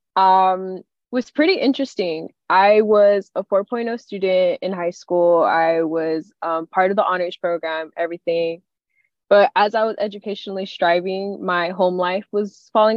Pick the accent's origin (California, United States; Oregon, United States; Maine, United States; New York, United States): California, United States; Southern; moved away as an adult; now in San Francisco Bay Area, United States; I'm from Southern California. I'm a Golden State girl, lived in the sun